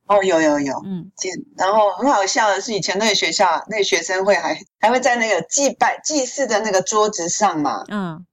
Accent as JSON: {"language": "Chinese", "country": "Taiwan", "moved": "yes", "lives_now": "South Korea", "said": "我每次都说我是台湾人"}